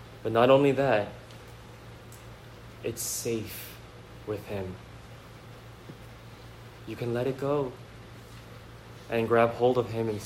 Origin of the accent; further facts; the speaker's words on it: Bay Area, California, United States; moved away; I grew up here in the Bay Area, and so I know the Bay Area pretty well